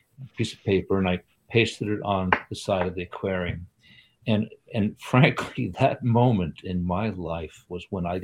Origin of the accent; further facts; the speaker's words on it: United States; also born or lived in Sweden; now in Vermont, United States; Came to the U.S. when I was 8 years old and lived outside New York City